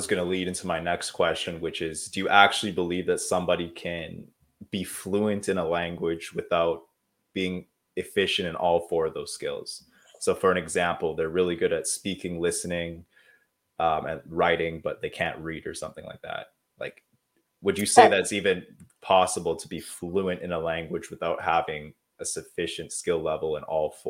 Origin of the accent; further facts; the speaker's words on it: Canada; I had to learn French when I came to from the English part of Canada to the French part of Canada.